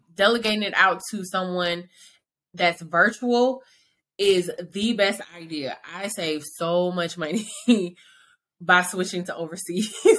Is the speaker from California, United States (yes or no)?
no; Atlanta, Georgia, United States; now in Dallas, United States; I'm from Atlanta, Georgia, but I reside in Dallas, Texas